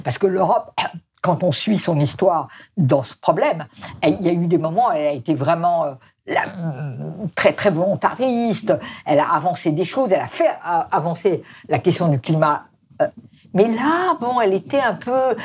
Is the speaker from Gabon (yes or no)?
no; France; chez nous en France